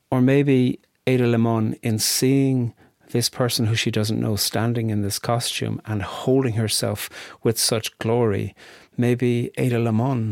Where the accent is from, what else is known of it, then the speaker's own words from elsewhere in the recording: Ireland; as a boy growing up in Ireland